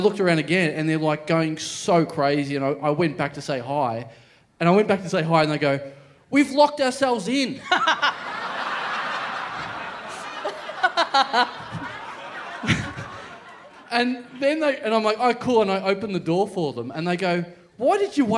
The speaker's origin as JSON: {"language": "English", "town": "Maryborough", "country": "Australia", "said": "I'm from Maryborough"}